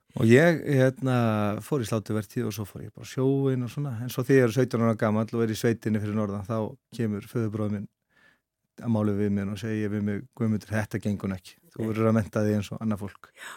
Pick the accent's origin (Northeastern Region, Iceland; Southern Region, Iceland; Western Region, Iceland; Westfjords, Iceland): Westfjords, Iceland; Bolungarvík; moved away; also born or lived in Reykjavík / Árneshreppur; ég er svo alveg upp í Bólungavík alveg flytt þanga bara uh, innan við Áskamall og elst þar upp á mínu skólagöngu þar